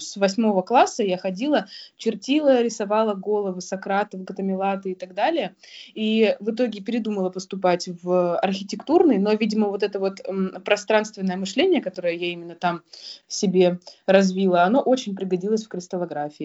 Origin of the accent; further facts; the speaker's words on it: Novosibirsk, Novosibirsk Oblast, Russia; Я родилась в Новосибирске и начала свой путь в геологии именно там, в Новосибирском государственном университете